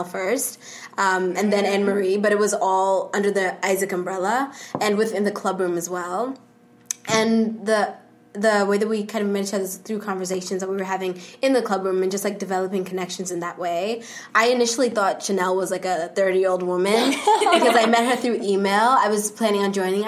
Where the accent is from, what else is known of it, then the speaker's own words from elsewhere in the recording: Zimbabwe; now in New York City, United States; I'm originally from Zimbabwe